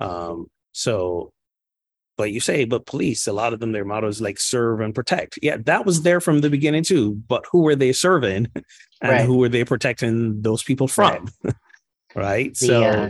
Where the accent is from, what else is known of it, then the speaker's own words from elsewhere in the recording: Barbados; Barbados, my home country